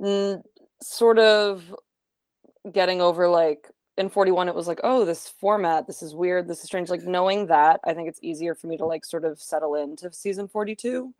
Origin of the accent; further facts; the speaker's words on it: New Jersey, United States; I'm from New Jersey.